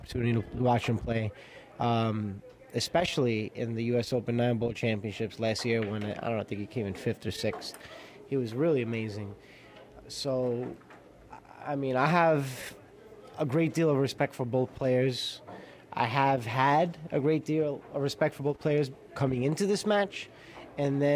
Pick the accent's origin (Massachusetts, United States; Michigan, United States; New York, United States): New York, United States; New York City; I grew up in Queens